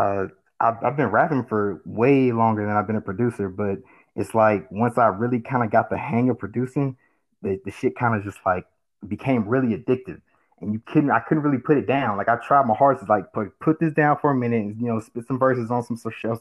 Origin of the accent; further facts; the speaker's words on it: Georgia, United States; also born or lived in California / Warner Robins, Georgia; I'm originally from California. So that's one thing. Moved down to Georgia when I was just a little kid